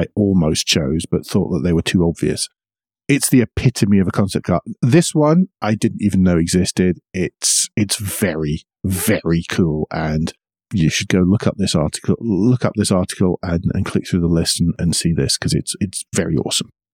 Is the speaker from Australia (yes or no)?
no; United Kingdom; I'm British